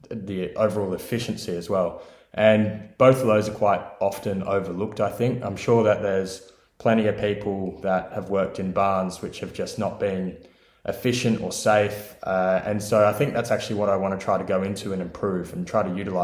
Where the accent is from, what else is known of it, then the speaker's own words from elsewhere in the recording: Southern Highlands, New South Wales, Australia; moved away as an adult; now in Ireland; I am from Australia, as you might be able to tell, specifically about 2 hours south of Sydney in a lovely area called the Southern Highlands. There I grew up on my parents' broodmare property